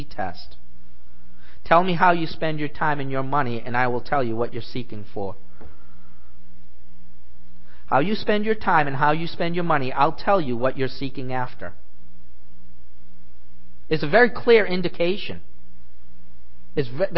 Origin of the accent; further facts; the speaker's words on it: New England, United States; I grew up in New England